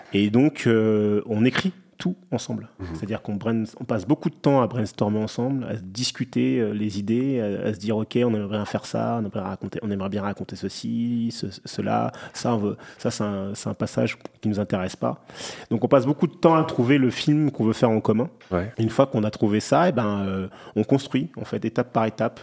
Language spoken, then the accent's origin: French; Clichy, Île-de-France, France; je viens d'un quartier bah, du Clichy-la-Garenne, c'est proche de Paris, en banlieue